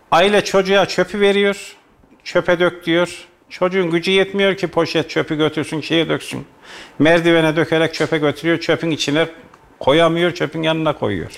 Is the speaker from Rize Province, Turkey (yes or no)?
no; Kayseri, Kayseri Province, Turkey; Eski Kayserimizde mahallemizde de eskiden